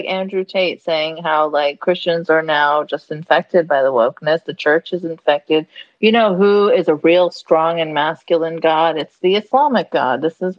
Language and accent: English; Saudi Arabia; also born or lived in Ontario, Canada; now in Canada; growing up in Saudi